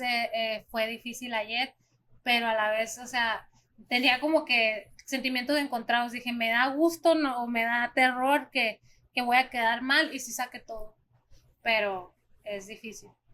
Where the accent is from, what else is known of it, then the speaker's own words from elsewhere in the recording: Mexico; also born or lived in Arizona, United States; now in United States; yo nací en Arizona, entonces también es mi país, pero pues yo soy más mexicana porque me crié allá